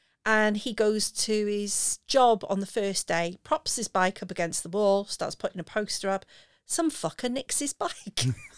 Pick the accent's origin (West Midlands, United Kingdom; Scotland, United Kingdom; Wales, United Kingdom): Wales, United Kingdom; me being Welsh.